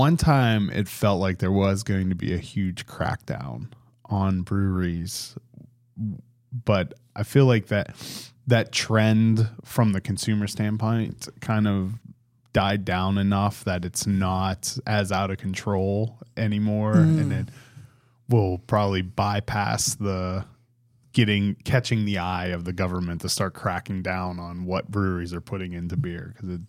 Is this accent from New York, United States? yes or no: no; Pittsburgh, Pennsylvania, United States; Yeah, I grew up outside of Pittsburgh, and then the Bills just embarrassed the Steelers over the weekend.